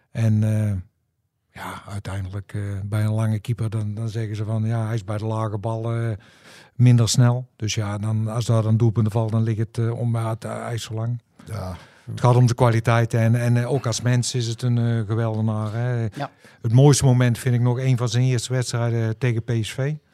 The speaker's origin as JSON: {"language": "Dutch", "town": "Tilburg", "region": "North Brabant", "country": "Netherlands", "said": "Ik ben acteur. Je kan me kennen van eh, bijvoorbeeld Sluipschutters. Ik ben een Tilburger en ik ben ook nog eens een Willem II supporter."}